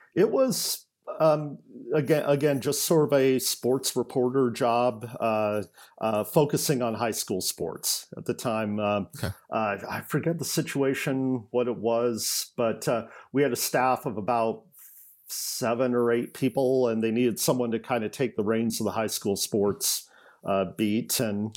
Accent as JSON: {"language": "English", "town": "Eugene", "region": "Oregon", "country": "United States", "tie": "born or raised there", "also_born_or_lived": "Tacoma, Washington", "moved": "as an adult", "lives_now": "Vancouver, United States", "said": "I uh, grew up in Eugene, Oregon"}